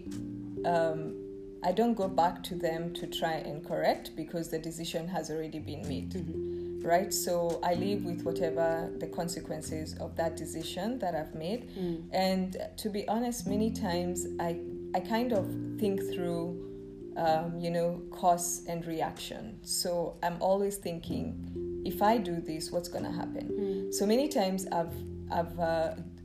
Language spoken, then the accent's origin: English; Kenya; moved away as an adult; now in Rome, Italy; upping and leaving my home country